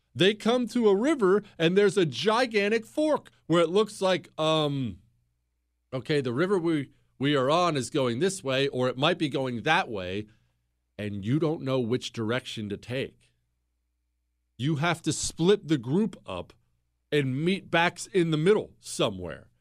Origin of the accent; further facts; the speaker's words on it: Bozeman, Montana, United States; moved away; also born or lived in Ohio; I grew up in Bozeman, Montana